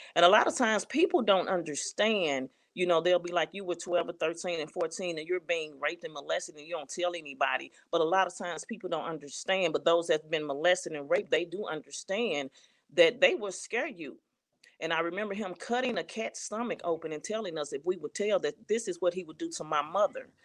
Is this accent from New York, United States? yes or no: no; St. Louis, Missouri, United States; I'm from Saint Louis, Missouri.